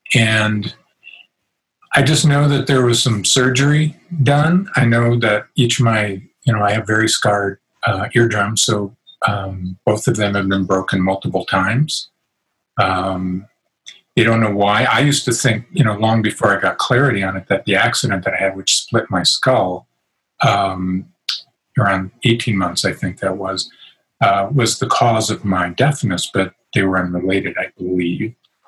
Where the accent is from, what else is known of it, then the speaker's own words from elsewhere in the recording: London, United Kingdom; born there; I'm an English dude, so I was born in London, and there's some lineage and all that, I think, to Wallace.